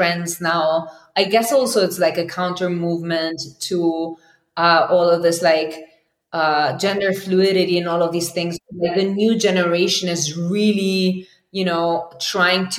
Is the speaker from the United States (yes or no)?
no; Spain; I grew up in Spain